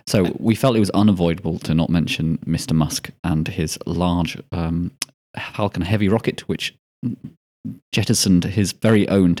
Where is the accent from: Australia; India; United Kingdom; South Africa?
United Kingdom; Scotland; Yeah, apparently I'm not Scottish enough.